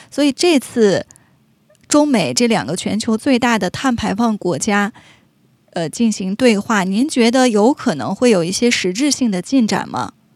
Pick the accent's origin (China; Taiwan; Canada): Canada; 我们加拿大人